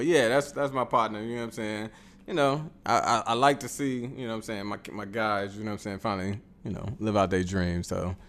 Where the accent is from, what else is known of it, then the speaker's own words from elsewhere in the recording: Chicago, Illinois, United States; I mean, it's East Side of Chicago, but ain't nobody saying I'm from the East Side.